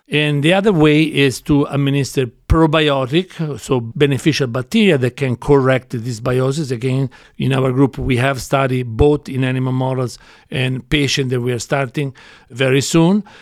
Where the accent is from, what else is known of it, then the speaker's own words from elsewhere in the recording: Florence, Tuscany, Italy; moved away as an adult; now in United States; I grew up in Florence, Italy